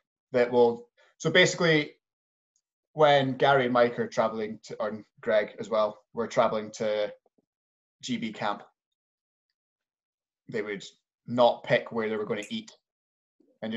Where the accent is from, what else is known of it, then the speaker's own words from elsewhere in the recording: Scotland, United Kingdom; As Scottish people